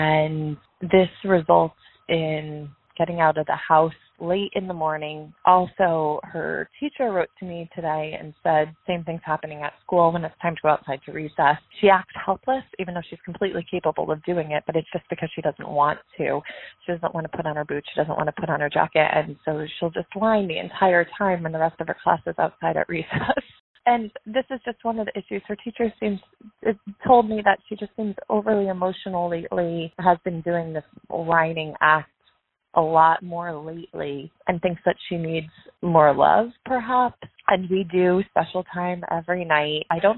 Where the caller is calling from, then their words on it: New Hampshire, United States; I'm calling from New Hampshire.